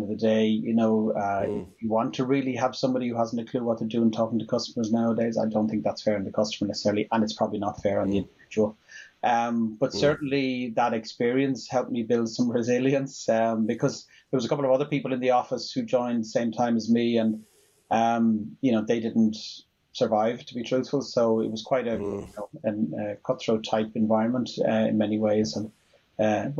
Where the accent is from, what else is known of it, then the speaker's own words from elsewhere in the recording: Dublin, Leinster, Ireland; Grew up in the middle of Dublin, not far from what's now the Aviva Stadium.